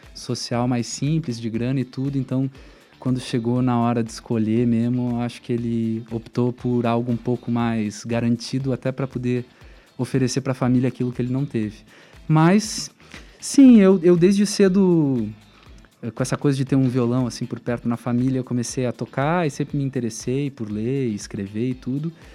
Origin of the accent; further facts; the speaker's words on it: Porto Alegre, Rio Grande do Sul, Brazil; moved away as an adult; now in Curitiba, Brazil; da vila onde eu cresci, a Vila Bom Jesus, em Porto Alegre